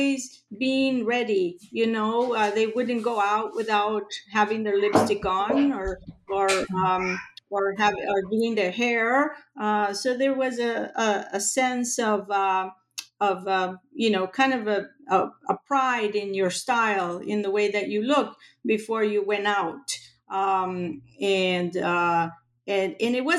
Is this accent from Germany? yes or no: no; Buenos Aires, Argentina; now in Los Angeles, United States; I grew up in Argentina, in Buenos Aires.